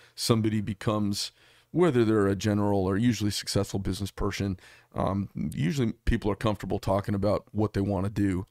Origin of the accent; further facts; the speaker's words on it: United States; as an American